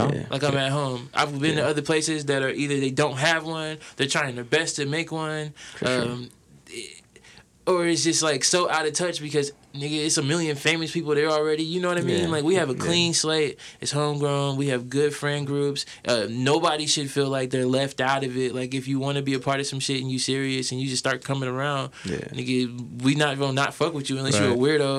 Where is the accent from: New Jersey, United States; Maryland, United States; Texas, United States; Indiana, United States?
Indiana, United States; Fort Wayne; now in Indianapolis, United States; I'm from Fort Wayne